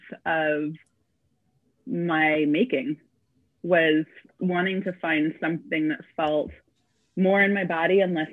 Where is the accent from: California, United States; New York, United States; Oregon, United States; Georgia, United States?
California, United States; Claremont; moved away as an adult; also born or lived in Covina, California; now in Santa Cruz, United States; I grew up in Southern California, LA County, but like the outskirts, not actual LA. So mainly in Claremont and Covina.